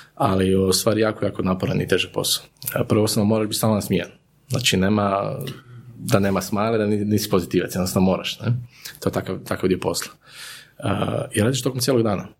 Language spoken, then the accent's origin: Croatian; Zagreb, City of Zagreb, Croatia; moved away as an adult; now in Vinkovci, Croatia; rođen u Zagrebu i roditelji sam iz Zagreba, ali sam evo prije nekih 11 godina preselio u Slavoniju, to jest u, u Vinkovce